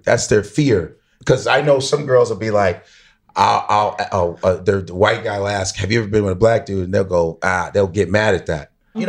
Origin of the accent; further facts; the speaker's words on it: Chicago, Illinois, United States; also born or lived in New York; So I'm from Chicago. So I'm still living in Chicago